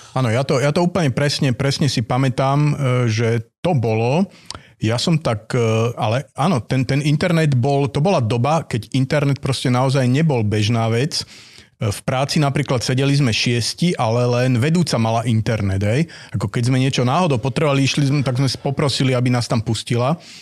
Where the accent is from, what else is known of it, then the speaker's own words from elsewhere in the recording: Dunajská Lužná, Bratislava Region, Slovakia; also born or lived in Trnava area; som túto kúsok od Bratislavy, že Dunajská Lúžna